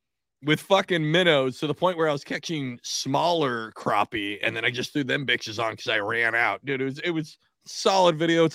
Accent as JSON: {"language": "English", "region": "Washington", "country": "United States", "tie": "born or raised there", "moved": "yes", "said": "I grew up in Washington State and summers in Alaska."}